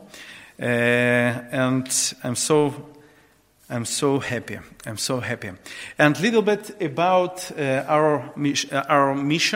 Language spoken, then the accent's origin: English; Dnipro, Dnipropetrovsk Oblast, Ukraine; English is a second language; I actually was born in Ukraine, in the eastern part of Ukraine, in the city Dnipropetrovsk